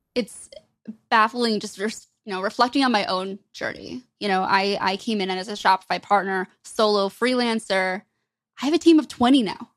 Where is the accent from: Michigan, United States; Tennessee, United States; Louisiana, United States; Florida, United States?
Michigan, United States; I grew up in Michigan, grew up a really big hockey fan.